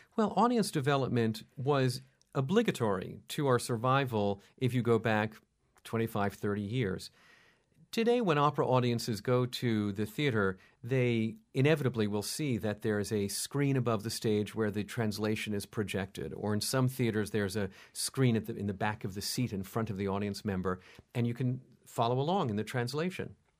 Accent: New York, United States; When I was a kid, I was brought up here in New York

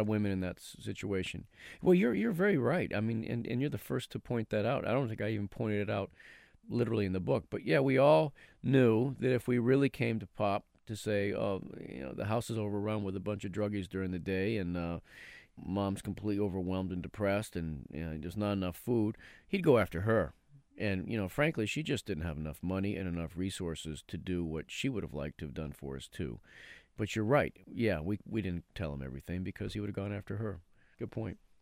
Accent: Haverhill, Massachusetts, United States; we grew up in Haverhill

